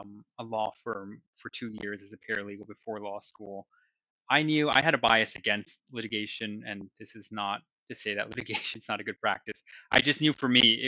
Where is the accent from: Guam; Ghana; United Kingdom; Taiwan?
Taiwan; moved away as an adult; also born or lived in New Jersey / Boston; now in New York City, United States; I was born in New Jersey and I grew up in Taiwan. So I spent all my formative years, first through 12th grade, in Taiwan.